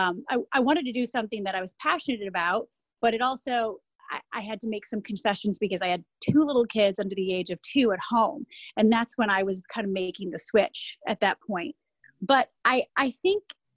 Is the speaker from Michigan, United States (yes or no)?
yes; Michigan, United States; moved away as an adult; also born or lived in Ohio / Chicago; now in New York, United States; Born and raised in Michigan, went to school in Ohio, lived in Ohio for 12 years after high school, then lived in Chicago for 6 years